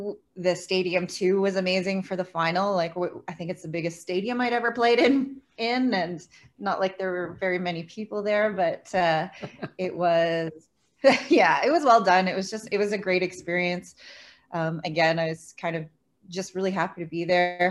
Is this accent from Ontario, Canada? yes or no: no; Pointe-Claire, Quebec, Canada; also born or lived in Laurentians, Quebec; I grew up in Pointe Claire, so the West Island of Montreal